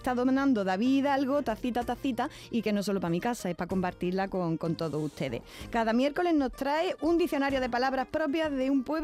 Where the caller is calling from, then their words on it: Úbeda, Andalusia, Spain; Hola, buenos días. Soy … de Úbeda.